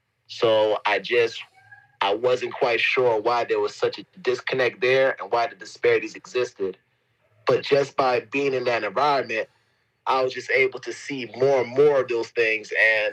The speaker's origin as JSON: {"language": "English", "country": "United States", "said": "being American and living in this country, you realize, the amount of privileges you have, like how easy things are."}